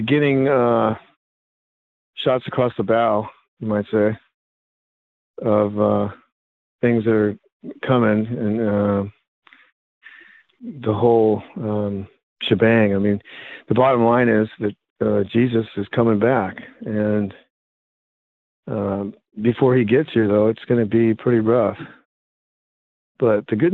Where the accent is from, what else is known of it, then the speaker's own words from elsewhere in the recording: United States; I'm an American, and I was raised an American